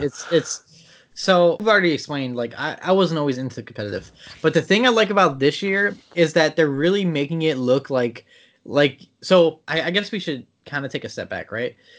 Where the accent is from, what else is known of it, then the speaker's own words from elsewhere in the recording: Maryland, United States; I'm from Maryland